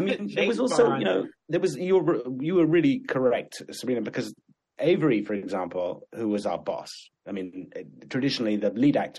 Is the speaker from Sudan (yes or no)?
yes; Sudan; born there; I was born in Sudan in Africa.